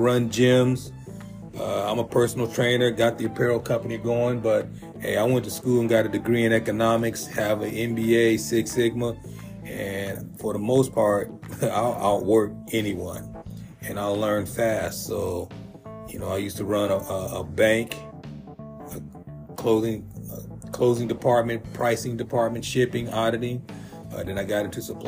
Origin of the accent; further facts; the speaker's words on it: San Diego, California, United States; All the brothers I grew up with in Southeast San Diego